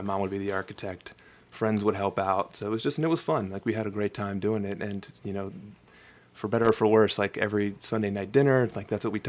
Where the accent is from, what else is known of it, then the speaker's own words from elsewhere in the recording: Philadelphia, Pennsylvania, United States; So I grew up on, it's quasi Germantown.